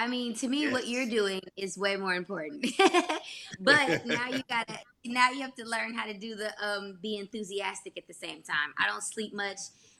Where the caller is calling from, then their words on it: Los Angeles, California, United States; Hey, viewers, I am joining you from Los Angeles, California, baby.